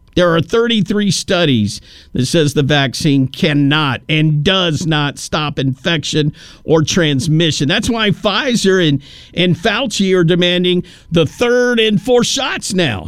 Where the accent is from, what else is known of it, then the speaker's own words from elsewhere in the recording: Tennessee, United States; moved away; my home state of Tennessee, real close to where I was actually born